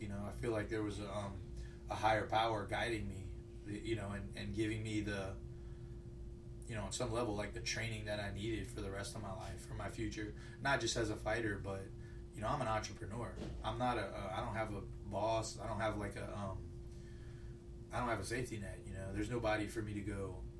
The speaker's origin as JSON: {"language": "English", "town": "Lafayette", "region": "Louisiana", "country": "United States", "tie": "born or raised there", "said": "originally from Lafayette. I grew up on the north side, and uh, rough neighborhood."}